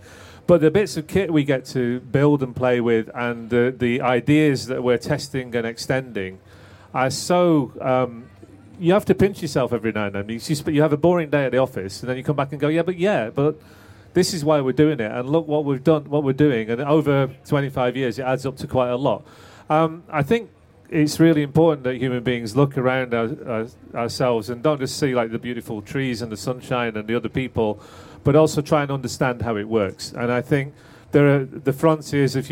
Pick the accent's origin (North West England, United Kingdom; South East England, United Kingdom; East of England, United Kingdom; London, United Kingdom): North West England, United Kingdom; Manchester; when I grew up in Manchester